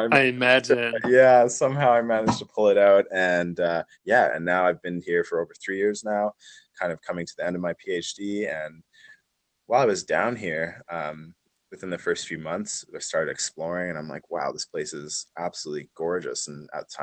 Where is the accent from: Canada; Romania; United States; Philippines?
Canada; Calgary, Alberta; moved away as an adult; also born or lived in Edmonton, Canada; now in New Zealand; Originally I'm from Calgary, Alberta, Canada, and yeah, pretty much grew up there my whole life